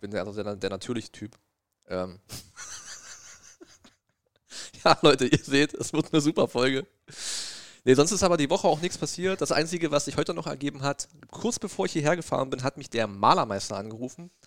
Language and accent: German; East Germany, Germany; ich bin ja ein Ossi